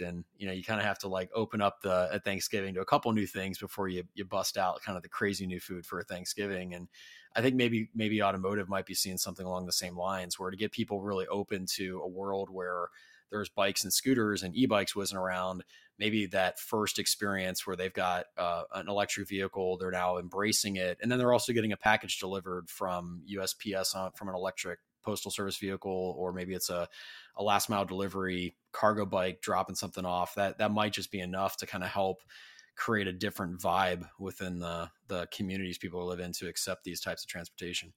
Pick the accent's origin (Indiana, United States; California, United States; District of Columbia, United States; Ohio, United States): Ohio, United States; Columbus; I'm actually from Columbus originally